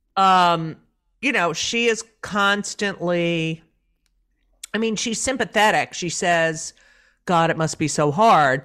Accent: Clark, New Jersey, United States; also born or lived in Elizabeth, New Jersey; in New Jersey, in Clark

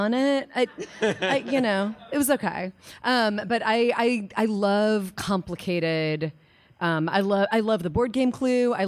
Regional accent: Lake Bluff, Illinois, United States; I grew up in Lake Bluff.

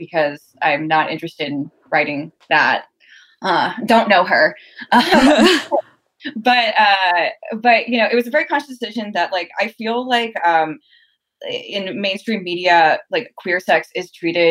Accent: Southern Louisiana, United States; moved away; I'm from like the deep South. I'm from Southern Louisiana

